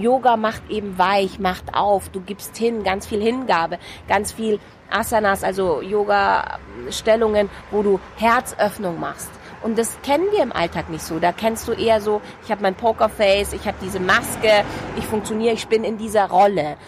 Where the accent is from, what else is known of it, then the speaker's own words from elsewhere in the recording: Munich, Bavaria, Germany; das ist mein Pflaster, mein, mein Geburtsort, meine Heimatstadt, hier geboren